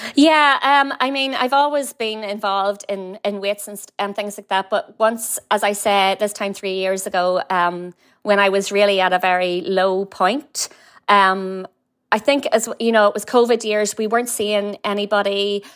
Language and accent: English; Warrenpoint, Northern Ireland, United Kingdom; accent: Northern Irish; moved away as an adult; now in San Francisco, United States; Warren Point